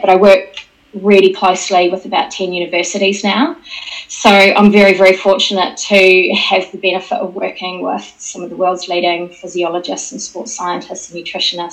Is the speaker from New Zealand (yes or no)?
yes; New Zealand; moved away as an adult; now in United Kingdom; I'm actually a Kiwi who's been working in the UK for about 26 years